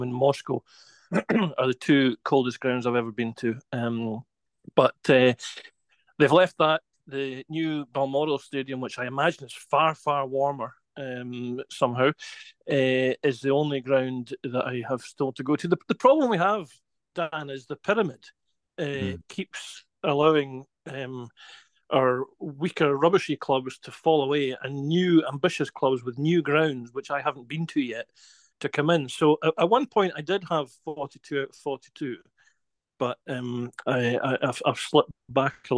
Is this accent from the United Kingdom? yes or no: yes; West Highlands, Scotland, United Kingdom; we grew up in the West Highlands and the West Coast, and my mother and father were from Aberdeen and Aberdeenshire